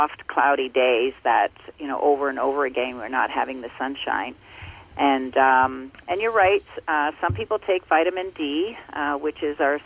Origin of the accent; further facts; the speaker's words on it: Ontario, Canada; I grew up in Ontario, and I now live in Muskoka in Ontario as well